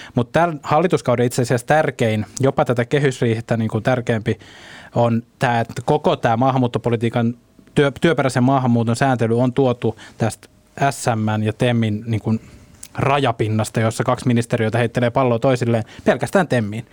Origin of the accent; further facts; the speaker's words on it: Ostrobothnia, Finland; Mä tuun Pohjanmaalta